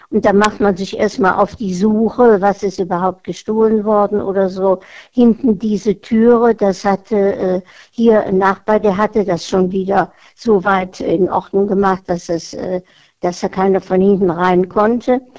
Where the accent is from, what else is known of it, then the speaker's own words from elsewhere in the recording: Cologne, North Rhine-Westphalia, Germany; so als Kölner, als ähm, Karnevalsflüchtling, also quasi über Karneval.